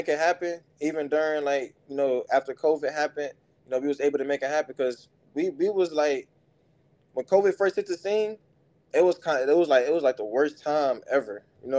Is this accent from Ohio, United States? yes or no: yes; Cleveland, Ohio, United States; So, it was, Cleveland is a rough city.